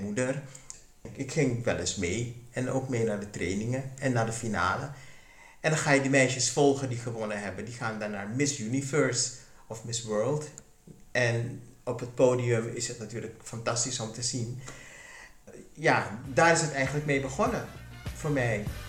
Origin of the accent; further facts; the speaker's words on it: Suriname; Ik ben in Suriname geboren en getogen